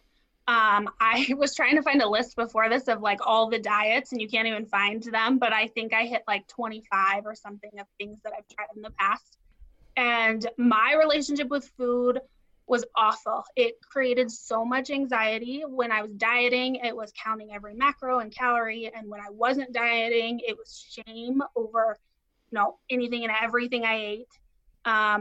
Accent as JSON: {"language": "English", "town": "Denver", "region": "Colorado", "country": "United States", "tie": "born or raised there", "said": "I grew up in Denver, so close to where you guys are"}